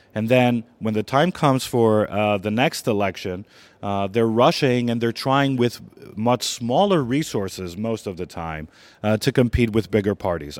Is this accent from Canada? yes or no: no; Greece; moved away; also born or lived in Washington; I'm gonna have to go back to my home country